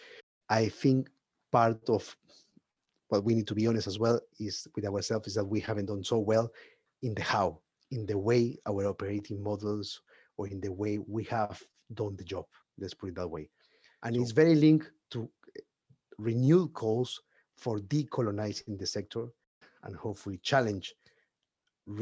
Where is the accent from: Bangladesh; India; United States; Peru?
Peru; now in United Kingdom; I am from Peru. I'm at the moment living in the UK